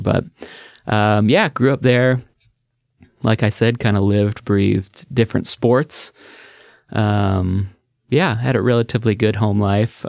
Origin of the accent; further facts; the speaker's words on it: Beaverton, Oregon, United States; I grew up in the just outside Portland, um, Beaverton area